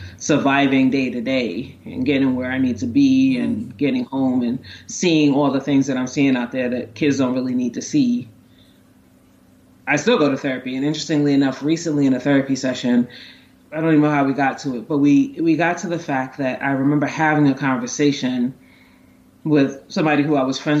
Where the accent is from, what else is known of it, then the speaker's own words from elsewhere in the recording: New York City, New York, United States; also born or lived in Maryland; I was growing up in Brooklyn in like the 80s and 90s